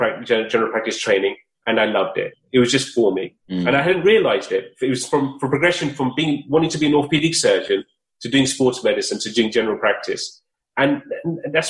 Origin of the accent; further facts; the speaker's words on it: United Kingdom; I grew up in Surrey, in London, and luckily enough, I was able to go to school in Surrey